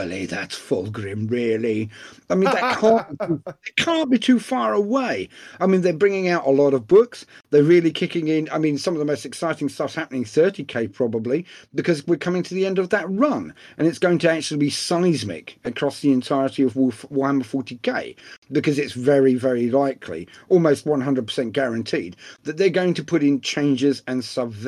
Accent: England, United Kingdom; being English

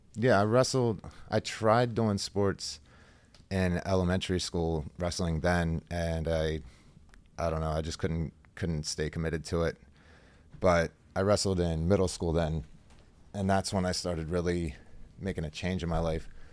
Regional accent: Halifax, Pennsylvania, United States; I grew up in Halifax. It's a really small country town.

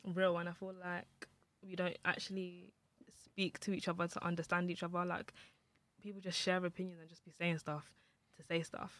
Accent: Nigeria

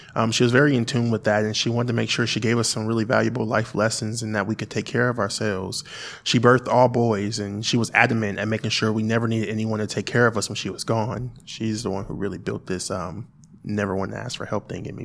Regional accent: Springfield, United States; we relocated back to Springfield.

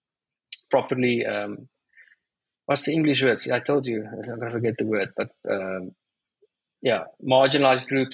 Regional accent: South Africa; I'm South African

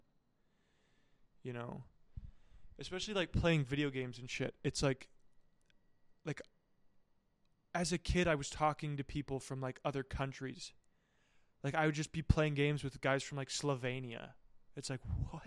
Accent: United States; moved away; I'm from a small town, and so, like, well, not so, like, it's, like, there's just not a lot of people.

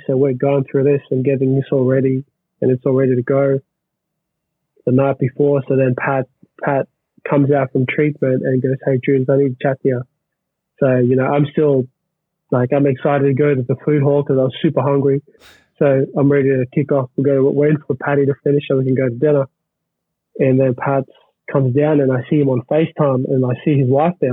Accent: Australia; being an Australian

